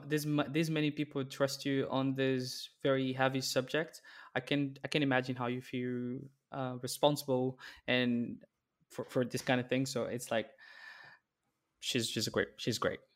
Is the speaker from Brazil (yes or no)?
yes; Brazil; moved away as an adult; also born or lived in Netherlands; now in Amsterdam, Netherlands; There was a big blog in my, my hometown